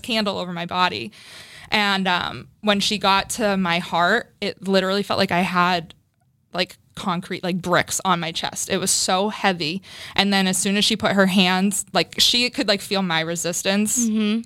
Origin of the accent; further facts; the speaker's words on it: Framingham, Massachusetts, United States; I grew up in Framingham. Mm-hmm. Um, I live in Framingham now, still too